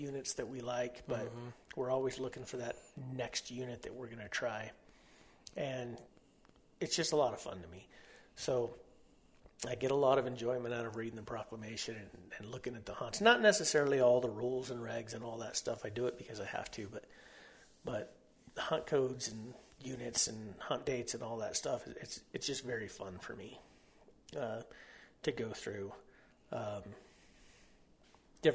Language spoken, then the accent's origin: English; near Holloman Air Force Base, White Sands Missile Range, New Mexico, United States; I grew up right there next to Holloman Air Force Base, White Sands Missile Range